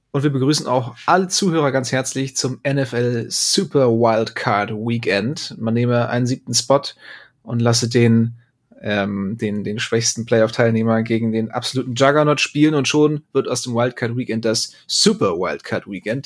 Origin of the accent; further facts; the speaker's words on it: Bremen, Germany; ich als Bremer, dreimal ist Bremer recht